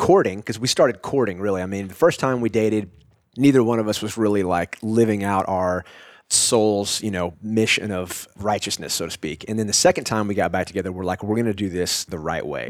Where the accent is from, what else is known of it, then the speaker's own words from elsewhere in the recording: Austin, Texas, United States; also born or lived in Dallas, Texas; I was born in Austin, right? Spent my entire life here